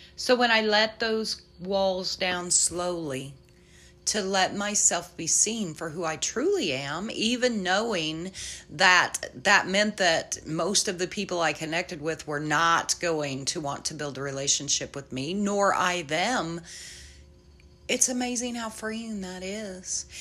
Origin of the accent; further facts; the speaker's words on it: central Illinois, United States; my family is based in central Illinois